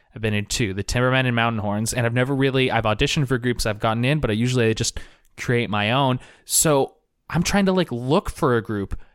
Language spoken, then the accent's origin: English; Portland, Oregon, United States; I am back in my hometown of Portland, Oregon